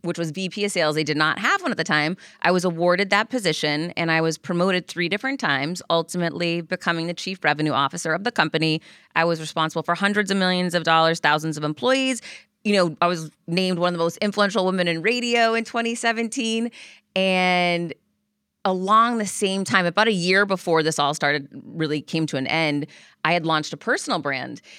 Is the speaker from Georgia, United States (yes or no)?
no; Worcester, Massachusetts, United States; I grew up in Worcester